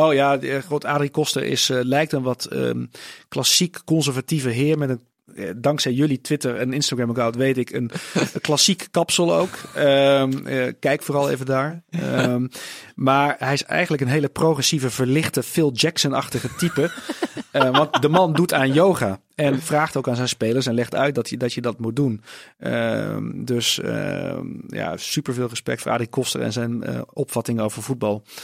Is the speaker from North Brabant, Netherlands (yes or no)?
yes; Tilburg, North Brabant, Netherlands; Ik ben opgegroeid in Tilburg